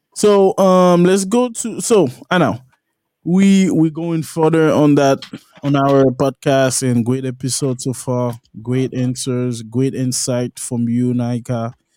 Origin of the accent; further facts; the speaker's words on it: La Plaine, Haiti; moved away; I'm from La Plaine